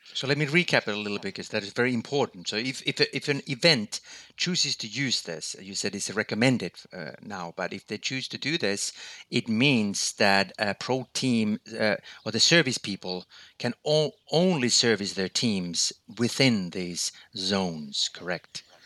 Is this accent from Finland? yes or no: yes; Finland; my home country, Finland